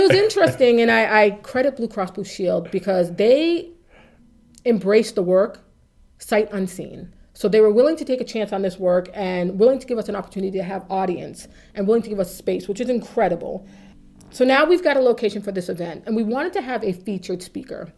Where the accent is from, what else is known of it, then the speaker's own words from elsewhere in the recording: Waltham, Massachusetts, United States; I grew up in Waltham